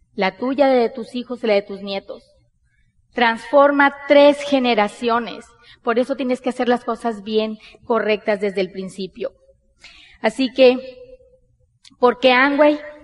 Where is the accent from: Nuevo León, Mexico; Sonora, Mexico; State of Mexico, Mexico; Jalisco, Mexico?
Sonora, Mexico; Nosotros somos mexicanos, bien mexicanas, somos de Sonora, del norte del país de México.